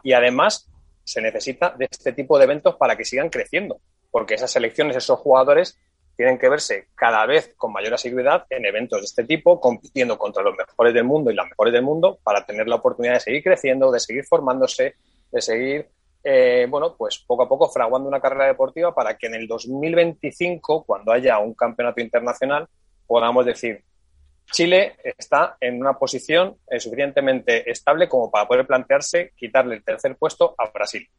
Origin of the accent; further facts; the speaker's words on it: Spain; somos españoles